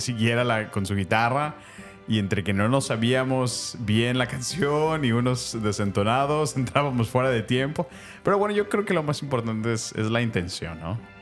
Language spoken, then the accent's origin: Spanish; Mexico; la mayoría somos mexicanos, otros son, son americanos, pero de ascendencia latina, hispana, mexicana